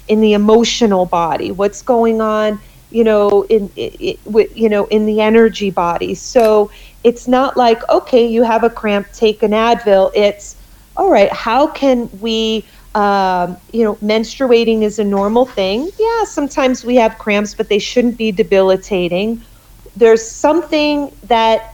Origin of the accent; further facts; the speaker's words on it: Connecticut, United States; I grew up in Connecticut